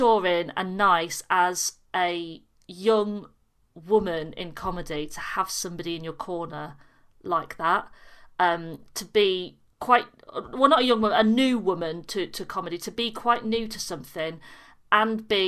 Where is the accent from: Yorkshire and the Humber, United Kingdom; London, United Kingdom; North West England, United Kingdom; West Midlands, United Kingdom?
Yorkshire and the Humber, United Kingdom; got all the way home back in Yorkshire